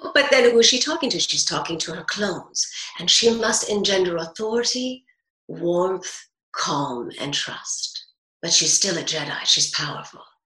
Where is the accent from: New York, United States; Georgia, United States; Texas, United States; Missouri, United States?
New York, United States; growing up in New York, divorced